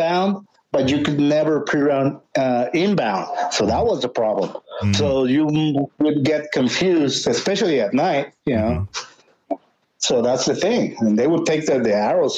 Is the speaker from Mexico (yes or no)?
yes; Ensenada, Baja California, Mexico; I'm Mexican. Please help me out. I'm from here from Ensenada.